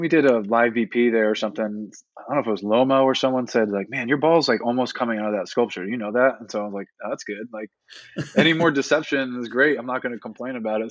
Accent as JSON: {"language": "English", "region": "Northeast", "country": "United States", "tie": "born or raised there", "said": "growing up in the Northeast"}